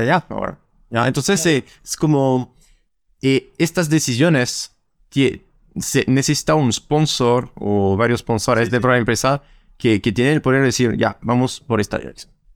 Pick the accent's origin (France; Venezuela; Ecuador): France; Spanish is a second language; now in Santiago, Chile; soy francés